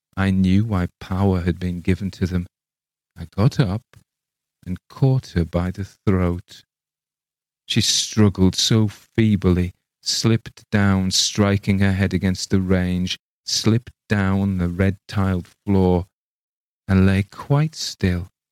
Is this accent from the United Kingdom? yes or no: yes; England, United Kingdom; I read it as an Englishman